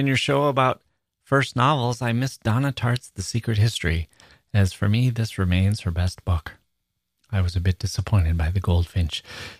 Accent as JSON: {"language": "English", "town": "Leeuwarden", "region": "Friesland", "country": "Netherlands", "tie": "born or raised there", "also_born_or_lived": "Melbourne", "second_language": "English", "said": "I was born in Leeuwarden, a small provincial town in the north of Holland, and in the 80s, my parents thought it would be a good idea to move to Australia, Melbourne."}